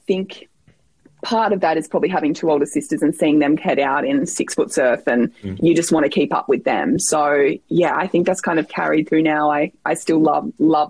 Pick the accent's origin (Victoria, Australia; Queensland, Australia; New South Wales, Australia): New South Wales, Australia; Sawtell; I don't know if that population's increased since I grew up, but it's a gorgeous part of the world. We lived right on the beach there